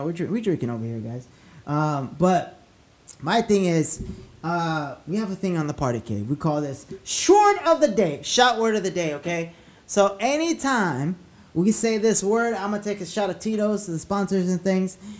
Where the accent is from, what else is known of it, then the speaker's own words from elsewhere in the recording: La Puente, California, United States; I grew up in La Puente, so I know that area